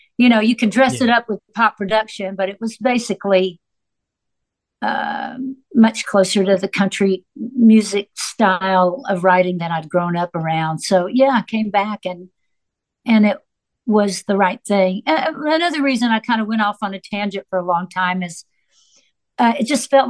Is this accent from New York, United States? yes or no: no; Nashville, Tennessee, United States; also born or lived in Florida; I grew up in Nashville in this incredible creative community